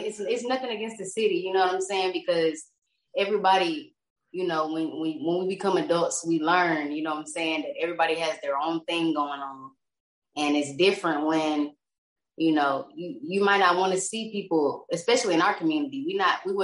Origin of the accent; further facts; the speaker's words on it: Lawton, Oklahoma, United States; moved away as an adult; now in Texas, United States; I'm from Lawton, Oklahoma. That's where I was born and raised. I moved out to Texas like 4 years ago